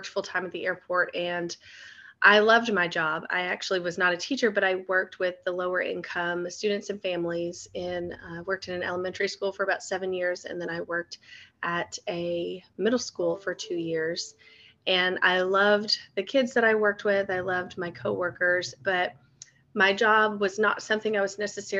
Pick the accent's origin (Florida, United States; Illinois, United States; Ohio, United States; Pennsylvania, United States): Florida, United States; now in Kentucky, United States; I grew up in Florida, so everything was pretty flat and level.